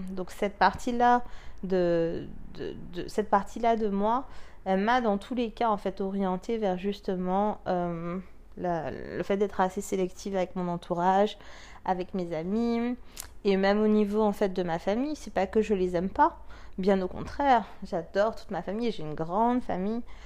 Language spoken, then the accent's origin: French; France; Nous, en tant que Français